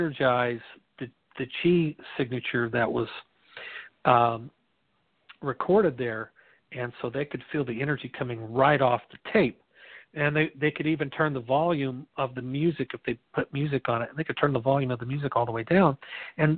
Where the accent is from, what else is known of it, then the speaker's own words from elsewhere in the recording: Midwest, United States; I'm from the Midwest where, you know, corn and wheat's kind of staple of the diet